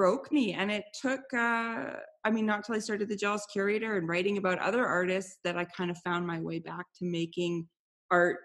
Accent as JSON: {"language": "English", "country": "Canada", "said": "I'm Canadian"}